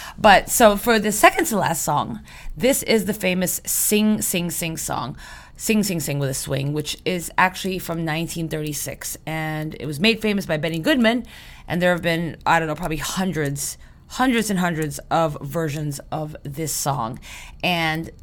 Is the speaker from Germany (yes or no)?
no; Philippines; moved away; I was growing up in the Philippines